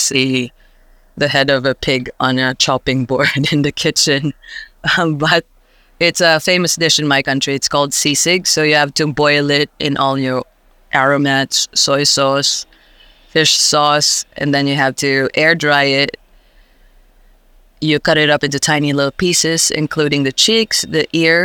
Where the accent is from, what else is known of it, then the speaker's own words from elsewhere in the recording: Iloilo, Western Visayas, Philippines; now in Canberra, Australia; I grew up in the Philippines and in an island called Iloilo.